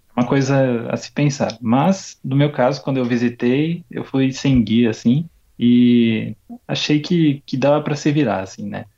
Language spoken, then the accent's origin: Portuguese; Brazil; now in Japan; de onde eu vim, no Brasil